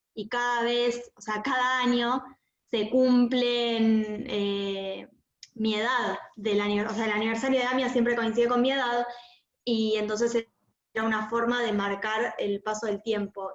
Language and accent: Spanish; Argentina; para nosotros como judíos, como argentinos